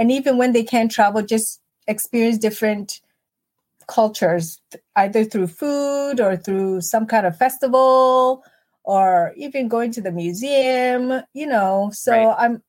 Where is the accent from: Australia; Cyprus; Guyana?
Guyana; So Chad, I'm always Guyan first. So, you know, I'm actually Guyan Canadian American, right? I do have 3 citizenships.